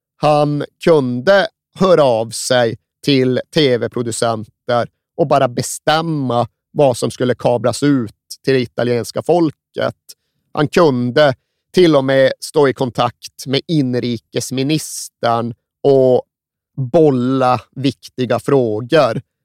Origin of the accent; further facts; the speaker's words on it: Sweden; som svensk är ju ryggmärgsreflexen att vifta bort dem